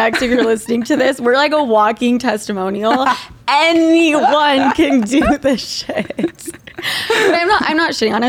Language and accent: English; Utah, United States; now in New York City, United States; I'm from Utah.